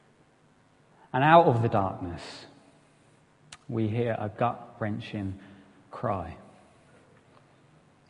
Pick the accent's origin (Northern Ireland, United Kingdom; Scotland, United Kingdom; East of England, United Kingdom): East of England, United Kingdom; Essex; moved away as an adult; now in Newton Abbot, United Kingdom; I'm originally from Essex. I'm an Essex boy.